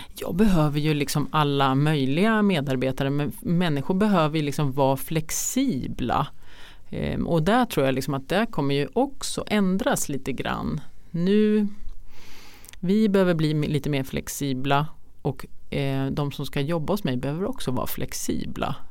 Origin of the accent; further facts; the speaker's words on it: Trosa, Södermanland, Sweden; jag är uppvuxen i Trosa